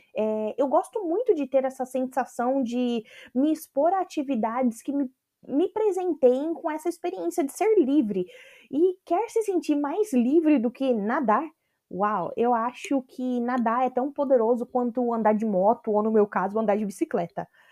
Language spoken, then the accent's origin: Portuguese; Brazil; moved away as an adult; depois que eu saí do Brasil